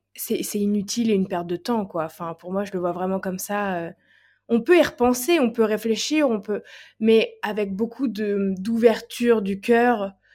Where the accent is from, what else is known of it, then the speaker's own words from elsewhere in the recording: Nantes, Pays de la Loire, France; je suis de Nantes